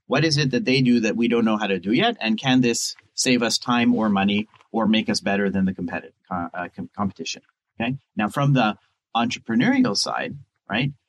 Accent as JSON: {"language": "English", "country": "Canada", "moved": "as an adult", "lives_now": "Israel", "said": "I'm Canadian. I moved here"}